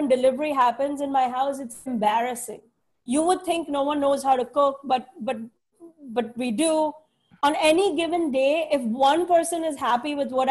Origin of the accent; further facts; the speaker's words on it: India; I was like, I'm Indian. There's a billion of us.